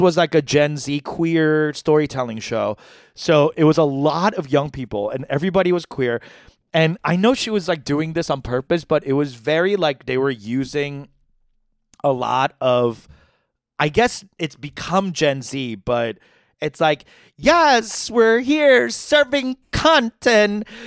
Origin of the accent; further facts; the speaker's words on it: New York, United States; I'm from New York